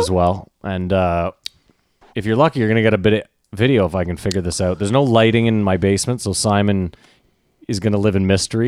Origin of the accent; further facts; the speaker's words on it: Canada; also born or lived in New York; we're from there